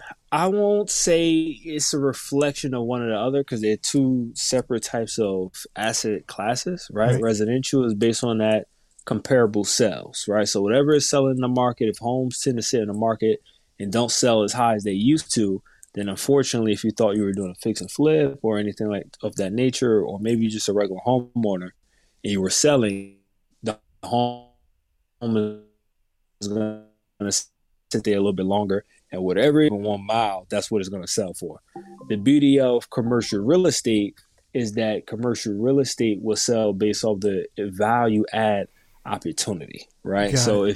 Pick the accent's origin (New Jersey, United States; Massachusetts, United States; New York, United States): New Jersey, United States; For all the viewers that don't know me, I'm primarily born and raised in North New Jersey.